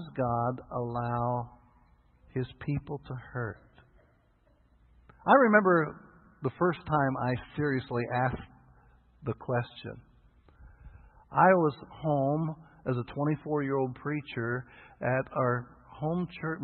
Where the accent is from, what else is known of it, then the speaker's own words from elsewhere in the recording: Kentucky, United States; I'm from Kentucky, and Kentucky has a reputation of being a backward state